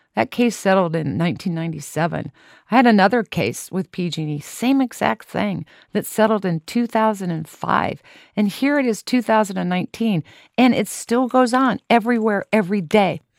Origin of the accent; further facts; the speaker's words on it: Lawrence, Kansas, United States; I was born and raised in Lawrence, Kansas